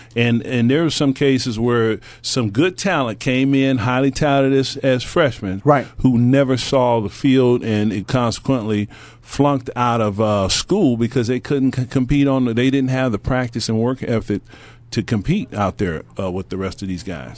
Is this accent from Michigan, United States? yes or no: no; Stockton, California, United States; my hometown